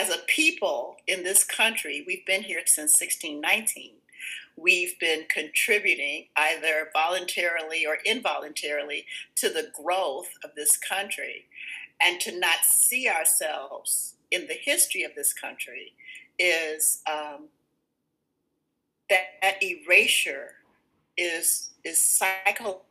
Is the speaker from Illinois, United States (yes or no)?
yes; Chicago, Illinois, United States; also born or lived in Dallas, Texas; I went to William Claude Revis Elementary